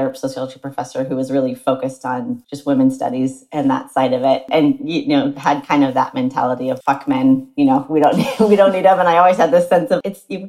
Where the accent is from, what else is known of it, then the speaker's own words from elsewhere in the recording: near St. Louis, Missouri, small town in Illinois, United States; I grew up in the Midwest, just outside St. Louis, Missouri, and across the river in Illinois